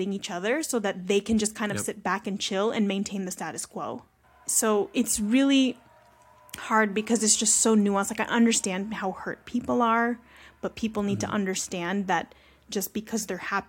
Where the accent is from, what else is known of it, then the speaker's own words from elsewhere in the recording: Philippines; use a lot of examples with Filipino Americans because that's just my experience. Obviously, like I'm Filipino myself